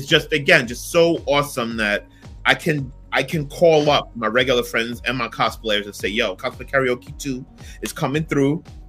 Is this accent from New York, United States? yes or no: yes; New York City, New York, United States; I'm from Brooklyn, born and raised.